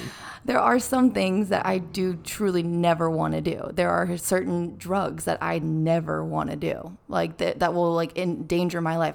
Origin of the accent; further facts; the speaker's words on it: California, United States; I'm from California